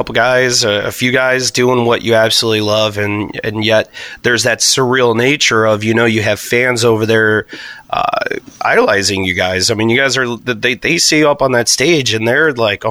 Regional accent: Chicago, Illinois, United States; moved away; I'm actually originally from Chicagoland area

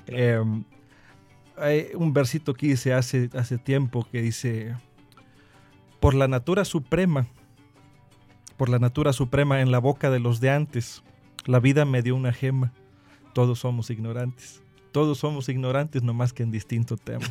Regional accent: Huasteca Potosina, San Luis Potosí, Mexico; now in Veracruz, Mexico; soy veracruzano por adopción, pero vengo de una región que ha sido, eh, que es muy beneficiada y muy lastimada al mismo tiempo por el turismo. Yo soy de la Huasta Capotocina

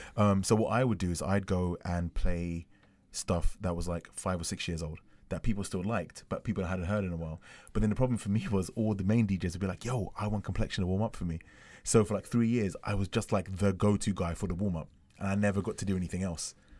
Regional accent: London, United Kingdom; I'm from London.

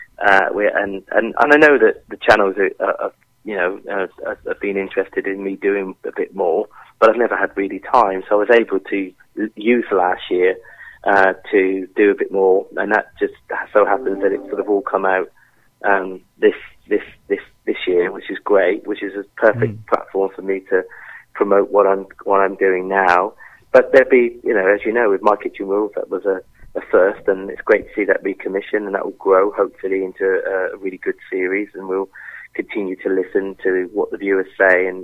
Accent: Devon, South West England, United Kingdom; moved away as an adult; also born or lived in Paris; we're from Devon. We're in an amazing place.

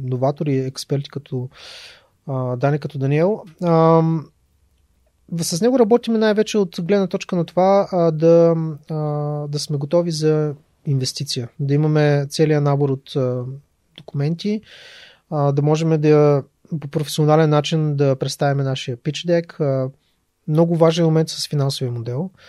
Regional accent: Ruse, Ruse Province, Bulgaria; аз съм от Руса, нали, нямам възможност да, да се включвам активно в неща, които стават в София

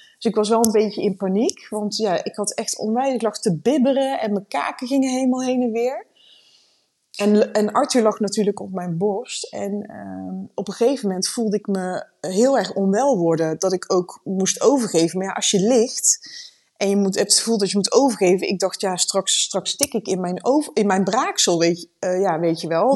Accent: Randstad, Netherlands; moved away as an adult; now in Leerdam, Netherlands; We komen uit de Randstad. We zijn twee jaar geleden zijn we hier komen wonen

